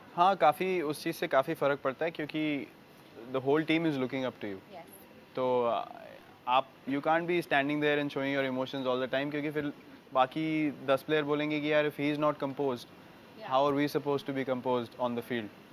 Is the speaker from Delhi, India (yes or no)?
yes; Delhi, India; हम लोग same area से हैं दिल्ली में